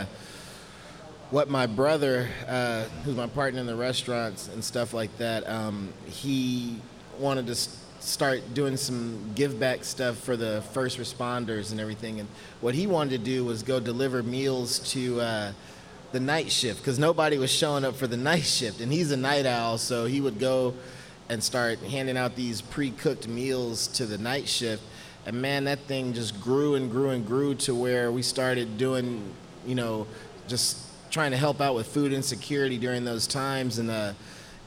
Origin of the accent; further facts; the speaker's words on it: Houston, Texas, United States; born and raised